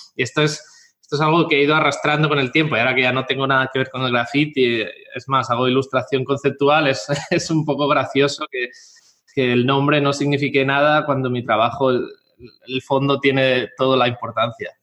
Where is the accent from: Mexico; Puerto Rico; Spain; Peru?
Spain; Catalonia; moved away as an adult; also born or lived in Bristol; Mi padre es de Jaén y mi madre de Murcia y ambos eh, emigraron a Cataluña y yo nací en Cataluña